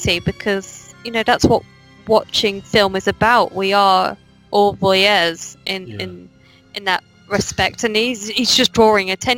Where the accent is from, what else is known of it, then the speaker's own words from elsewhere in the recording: England, United Kingdom; It's just me being English.